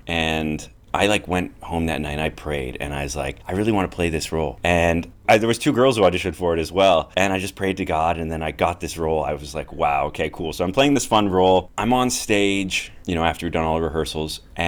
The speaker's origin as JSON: {"language": "English", "town": "Edmonton", "region": "Alberta", "country": "Canada", "tie": "born or raised there", "also_born_or_lived": "Greece / Lake Louise / Banff / Golden", "said": "I was born in Greece. I lived there until I was about 3, and then I moved to Canada, and I grew up in a lot of different places in Canada. I grew up primarily Alberta, so Edmonton, and then I moved to Lake Louise, Banff"}